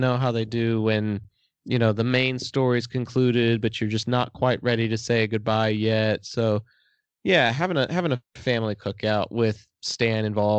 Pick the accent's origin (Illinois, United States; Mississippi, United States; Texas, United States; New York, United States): Texas, United States; I'm from Texas.